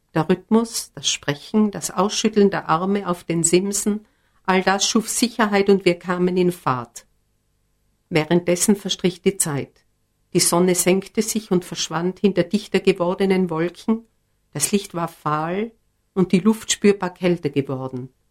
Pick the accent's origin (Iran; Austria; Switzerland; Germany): Austria; Bettelwurfhütte, Karwendel, Tyrol; Biografisch gesehen bin ich aufgewachsen, 24 Sommer lang, auf der Bettelwurfhütte das ist im Karwendel